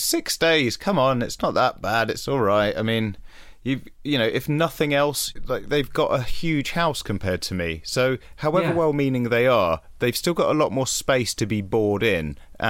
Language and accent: English; United Kingdom; And I think particularly as for a British audience where we're not always great with that sort of level of sincerity